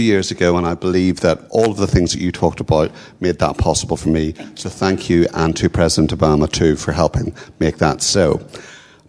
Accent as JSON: {"language": "English", "region": "Northern Ireland", "country": "United Kingdom", "moved": "yes", "lives_now": "United States", "said": "I'm originally from Northern Ireland, then the UK, and now I'm a very proud US citizen"}